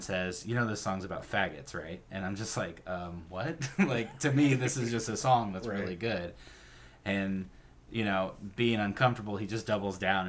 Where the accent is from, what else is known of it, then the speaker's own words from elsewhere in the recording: the Northwest, Pacific Northwest, United States; growing up in the Northwest